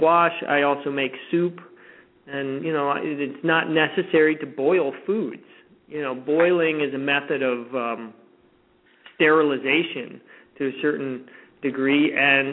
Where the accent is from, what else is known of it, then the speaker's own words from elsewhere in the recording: Florida, United States; moved away; I grew up in Florida